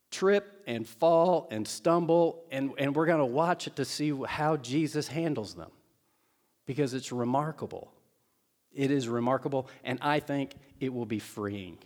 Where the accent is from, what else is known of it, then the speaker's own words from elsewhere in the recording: Seymour, Indiana, United States; moved away; my hometown of Seymour, Indiana, Southern Indiana.